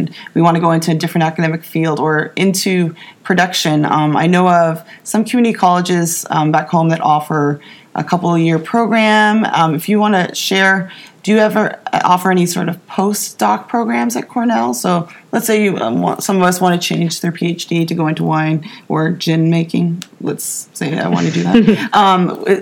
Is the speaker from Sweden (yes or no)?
no; Ontario, Canada; I'm from Ontario